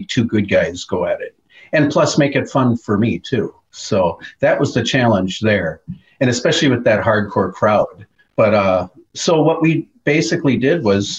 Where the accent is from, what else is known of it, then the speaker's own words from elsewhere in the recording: Minneapolis, Minnesota, United States; I grew up in Minneapolis, so all I grew up watching was the AWA